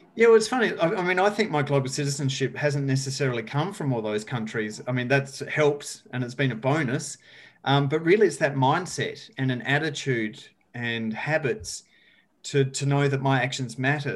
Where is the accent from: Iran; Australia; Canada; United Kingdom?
Australia; rural South Australia; moved away as an adult; I grew up in rural south australia as you can maybe tell from my beautiful accent